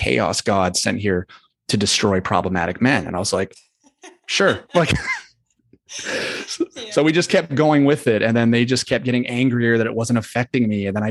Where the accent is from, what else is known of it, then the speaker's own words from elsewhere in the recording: the South, United States; and I was raised, I grew up in the South